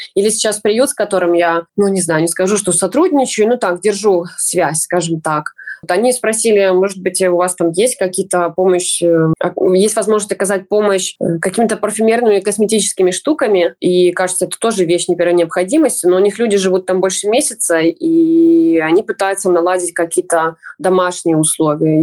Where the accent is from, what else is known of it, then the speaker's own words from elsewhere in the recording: Belarus; now in Lviv, Ukraine; я белоруска, даже если говорю по-украински